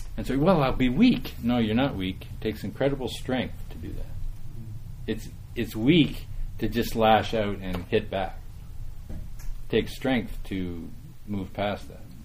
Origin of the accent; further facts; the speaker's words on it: Saskatchewan, Canada; moved away; I'm from Saskatchewan originally